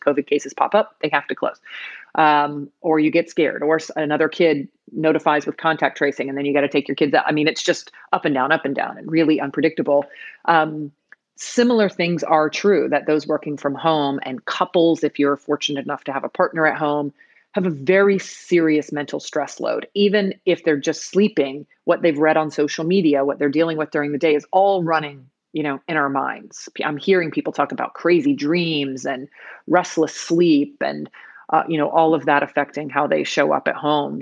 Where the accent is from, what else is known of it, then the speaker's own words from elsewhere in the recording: United States; first language English; I was born in the United States, and English is my first language